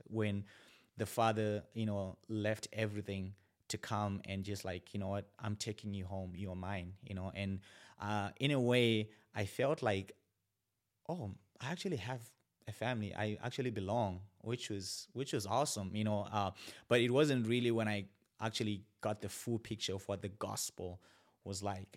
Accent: Zimbabwe; moved away as an adult; also born or lived in China; now in Bismarck, United States; born and raised in Zimbabwe.

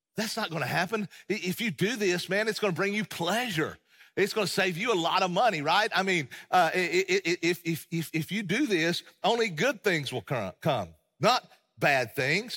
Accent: East Tennessee, United States; accent: East Tennessee; I hail from the Appalachian Mountains of East Tennessee, as most of you know, and, and, and I love being from there

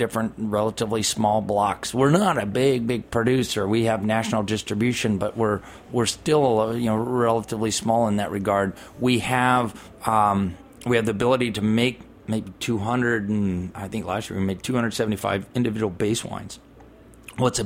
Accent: California, United States; I'm from California.

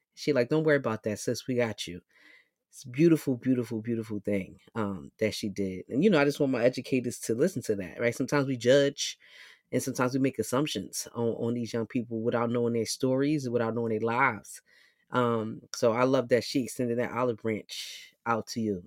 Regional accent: New York City, New York, United States; moved away as an adult; now in Philadelphia, United States; South Bronx, born and raised

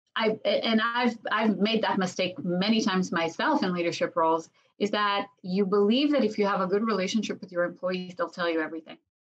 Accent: Israel; I was born and raised in Israel

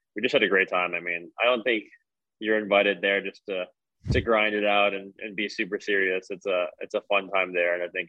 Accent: Southern Oregon, United States; I grew up in Southern Oregon.

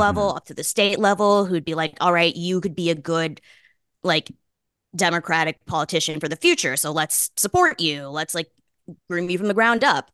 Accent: Boston, Massachusetts, United States; I grew up in Boston.

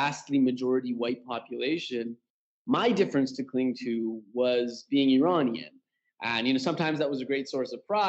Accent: Canada; moved away as an adult; now in Tehran, Iran; born and raised in Canada, but currently based in my parents' homeland, which is Iran, Tehran, Iran

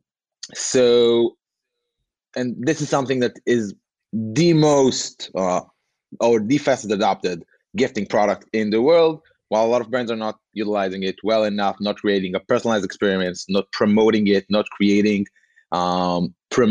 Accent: Tel Aviv, Tel Aviv District, Israel; I'm from Tel Aviv in Israel

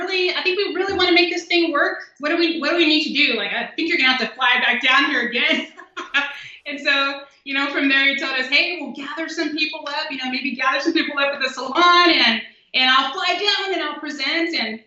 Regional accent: South Texas, United States; I was the oldest out of four children. I grew up in South Texas.

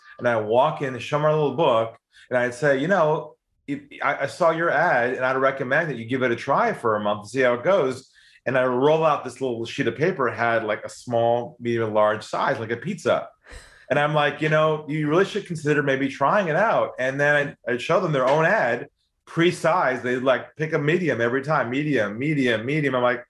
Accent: San Diego, California, United States; moved away as an adult; also born or lived in Los Angeles; now in Sydney, Australia; I'm originally from San Diego, and I now live in Sydney, Australia. So, you know, the accent hasn't changed. I've been here for 20 years, actually.

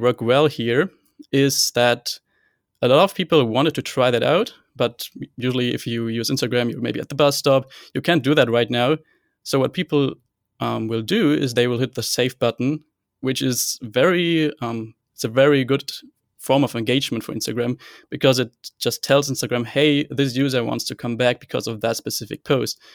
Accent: Hanover, Lower Saxony, Germany; I'm from Hanover, Germany, and I am still a computer science student here

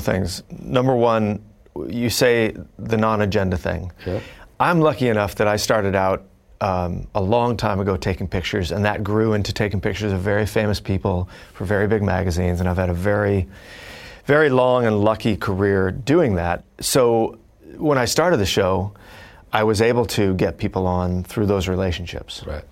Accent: Fullerton, California, United States; growing up, I grew up in Fullerton, California

